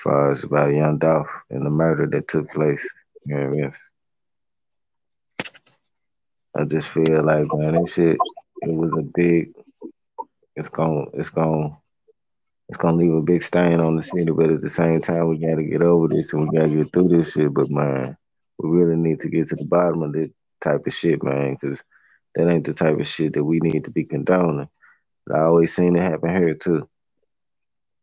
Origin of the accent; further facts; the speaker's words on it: Memphis, Tennessee, United States; the part of the city that I'm from. I'm from Southland